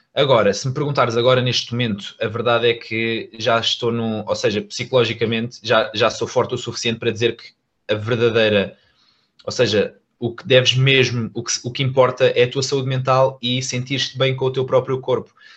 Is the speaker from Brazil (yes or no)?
no; Algarve, Portugal; moved away as an adult; now in Lisbon, Portugal; eu era do Algarve, ou, ou seja, eu ainda sou do Algarve